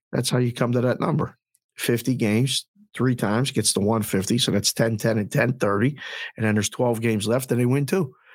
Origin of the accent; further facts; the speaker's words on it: Pittsburgh, Pennsylvania, United States; now in Las Vegas, United States; I'm from Pittsburgh, but we live here